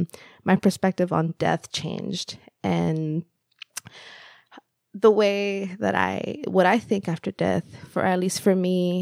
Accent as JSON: {"language": "English", "country": "El Salvador", "tie": "born or raised there", "second_language": "English", "moved": "yes", "said": "it was quite similar to the house that I grew up in El Salvador."}